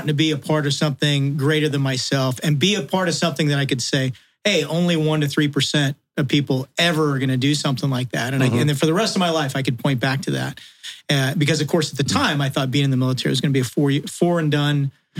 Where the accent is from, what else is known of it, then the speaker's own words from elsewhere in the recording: Tehachapi, California, United States; also born or lived in Redondo Beach, California; I was born in Redondo Beach, California. We were talking about this on the drive up. I spent my formative years in a little town called Tehachapi, California.